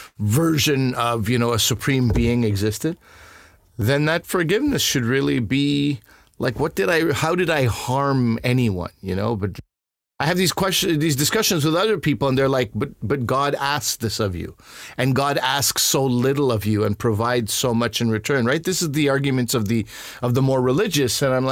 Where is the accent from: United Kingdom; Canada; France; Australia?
Canada; Montreal, Quebec; I'm from Montreal.